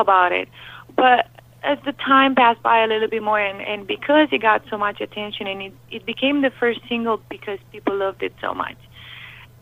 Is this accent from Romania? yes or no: yes; Romania; English is a second language; now in United States; my English wasn't quite good. As you can hear, I have an accent. So I came from Romania